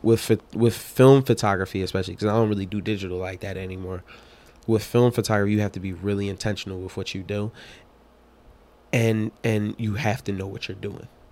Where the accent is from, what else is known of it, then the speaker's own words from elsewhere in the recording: Philadelphia, Pennsylvania, United States; I'm from North Philly